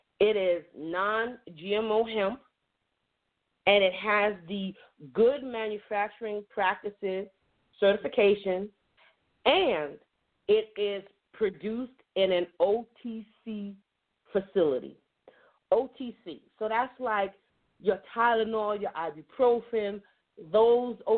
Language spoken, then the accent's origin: English; New York, United States; now in North Carolina, United States; I'm originally from New York, or as I like to say, the great state of New York, but the Empire State.